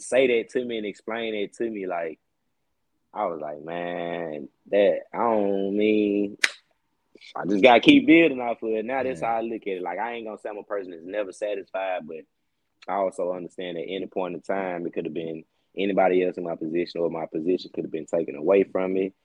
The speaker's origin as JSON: {"language": "English", "town": "Jackson", "country": "United States", "said": "I'm from Jackson"}